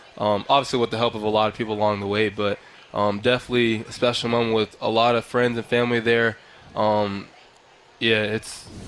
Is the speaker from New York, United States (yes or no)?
no; Harrisburg, Pennsylvania, United States; So it was a really good time growing up in Harrisburg.